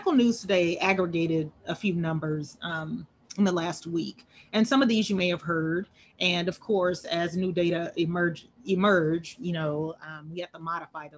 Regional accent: Albany, Georgia, United States; my hometown of Albany, Georgia

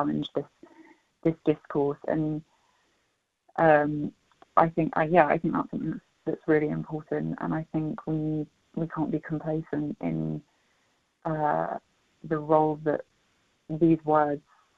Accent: United Kingdom; I'm white British

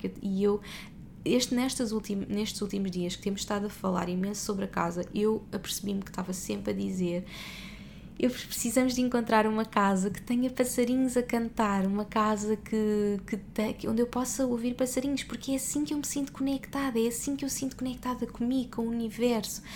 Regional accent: Portugal; now in Dubai, United Arab Emirates; nós somos portugueses pelo mundo e neste momento estamos no Dubai, já vivemos em vários países

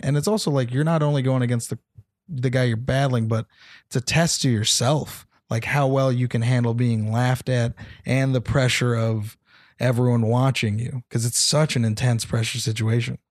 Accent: Temecula, California, United States; also born or lived in San Jose; Temecula is where I'm from

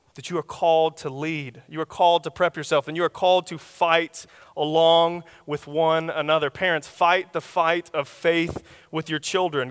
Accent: Oklahoma, United States; I'm from Oklahoma, so, uh, our common weather is tornadoes

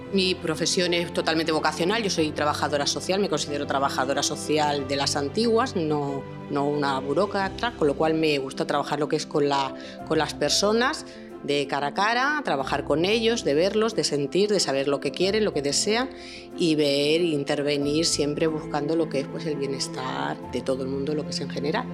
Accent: Barcelona, Catalonia, Spain; moved away as an adult; now in Badajoz, Spain; Yo vengo de Barcelona, yo no nací en Extremadura, nací en Barcelona, estudié allí y me trasladé a los 28 años

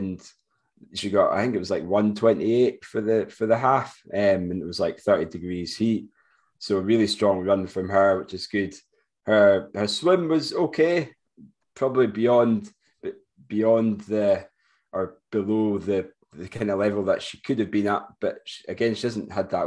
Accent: Forres, Scotland, United Kingdom; from Forest, my hometown

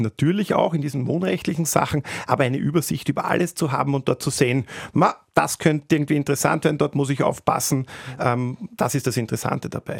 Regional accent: Austria; bei uns in Österreich

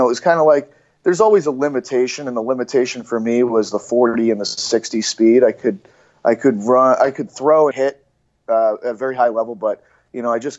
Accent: Cape Cod, Massachusetts, United States; where I grew up in Cape Cod in Massachusetts

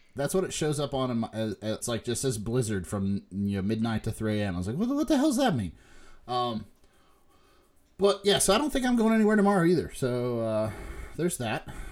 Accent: Huntington, West Virginia, United States; moved away; we're from Huntington, West Virginia

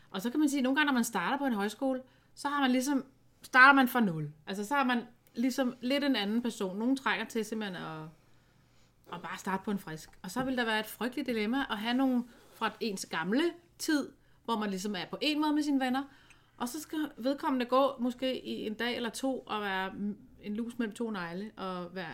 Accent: Aalborg, North Denmark Region, Denmark; Man skal måske ikke lige fest, som vi gjorde hjemme i Aalborg, eller hvor de kommer fra.

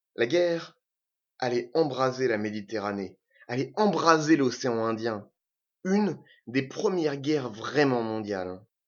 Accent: Normandy, France; also born or lived in French Algeria (pied-noir); Je suis normand, je suis pied noir. Je suis français

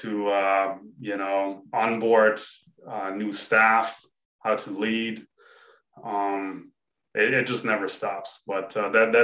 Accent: Germany; I grew up in Germany

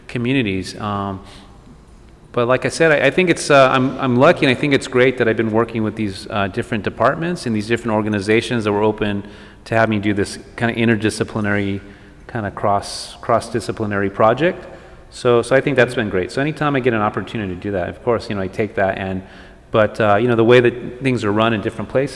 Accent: El Paso, Texas, United States; now in Los Angeles, United States; growing up in El Paso, and then I have family from like Marfa, Presidio area

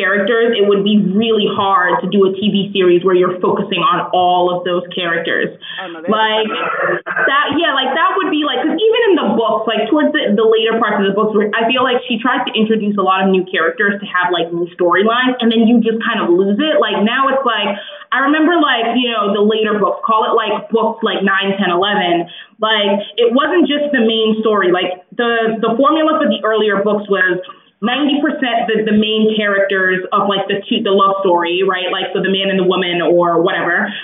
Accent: Newark, New Jersey, United States; I grew up in Newark.

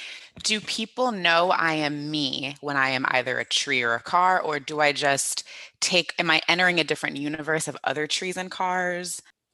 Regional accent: Florida, United States; I born and raised in Florida, you know, oranges all around, license plates have oranges.

